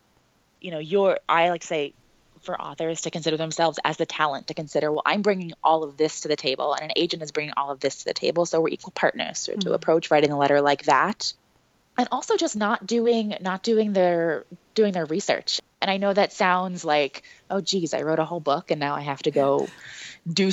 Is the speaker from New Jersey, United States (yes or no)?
yes; New Jersey, United States; now in Brooklyn, United States; I grew up in South Jersey and that I live in Brooklyn now